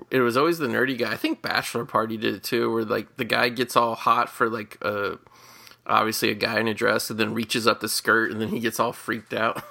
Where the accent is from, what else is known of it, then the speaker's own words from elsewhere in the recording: Cincinnati, Ohio, United States; my hometown Cincinnati